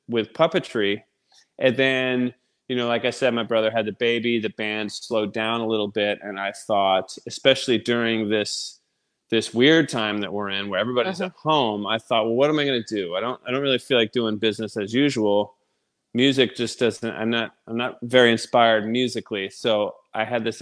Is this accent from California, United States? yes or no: no; Texas, United States; I'm from Texas